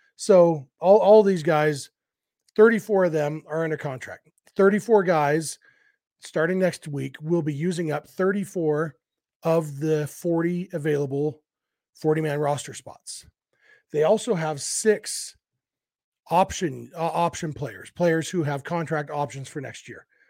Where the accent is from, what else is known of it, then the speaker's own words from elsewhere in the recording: Lake Elsinore, California, United States; in my hometown of Lake Elsinore